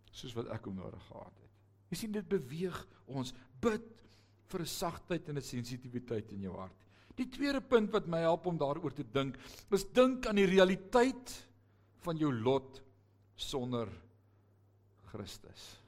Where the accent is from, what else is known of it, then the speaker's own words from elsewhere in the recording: Netherlands; now in South Africa; ek is 'n Hollander gebore. Ek ben 'n ware Nederlander.